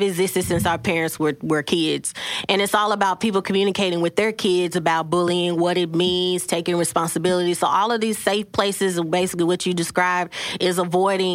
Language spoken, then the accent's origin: English; Dallas, Texas, United States; I grew up in South Dallas